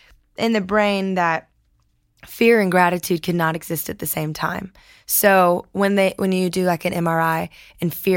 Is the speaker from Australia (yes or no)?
no; Lafayette, Louisiana, United States; I'm from Lafayette.